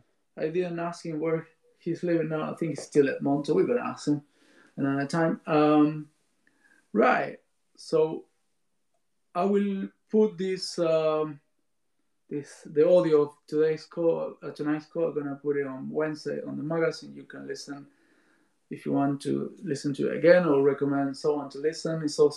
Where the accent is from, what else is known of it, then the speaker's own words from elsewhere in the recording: Rosario, Santa Fe, Argentina; moved away; my hometown, Rosario, Argentina.